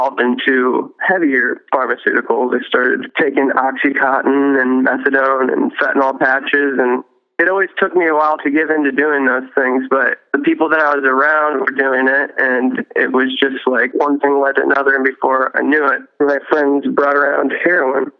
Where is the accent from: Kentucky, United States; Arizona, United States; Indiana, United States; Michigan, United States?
Indiana, United States; Fort Wayne; I grew up in Fort Wayne, Indiana